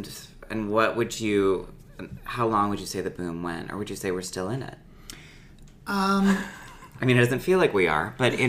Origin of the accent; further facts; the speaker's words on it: Midwest, United States; We're from the Midwest.